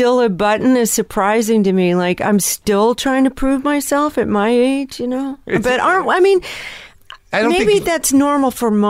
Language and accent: English; California, United States; I grew up in Southern California in the 60s and 70s